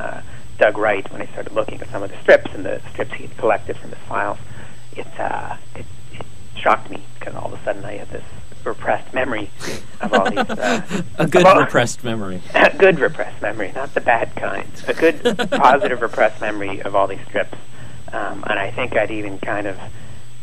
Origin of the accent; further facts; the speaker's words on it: Ottawa, Ontario, Canada; I delivered the Montreal Star for a while as a kid, growing up in Ottawa